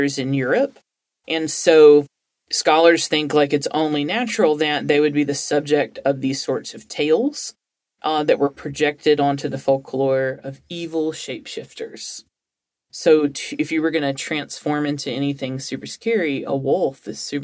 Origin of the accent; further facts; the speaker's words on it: Alabama, United States; I'm from Alabama